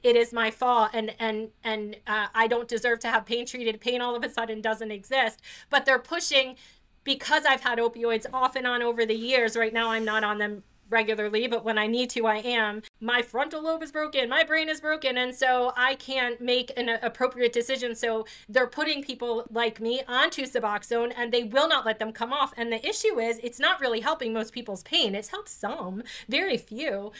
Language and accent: English; New Jersey, United States; I grew up in New Jersey. My parents are from the Bronx